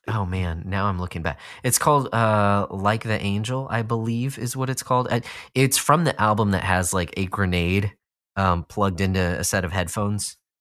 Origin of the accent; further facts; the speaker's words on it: Austin, Texas, United States; moved away; not that I was from a small town, Austin is not a small town at all, but I was als-, I was from Texas